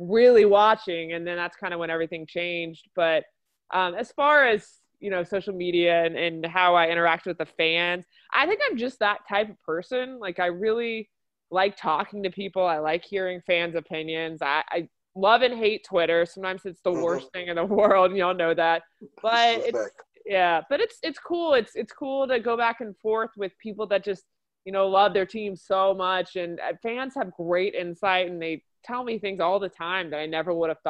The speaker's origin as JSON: {"language": "English", "region": "Louisiana", "country": "United States", "tie": "born or raised there", "also_born_or_lived": "Cincinnati", "said": "I grew up in Louisiana"}